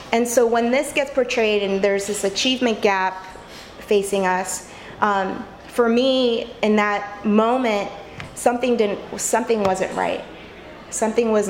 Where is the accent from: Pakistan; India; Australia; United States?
United States; California; moved away; I came from California originally.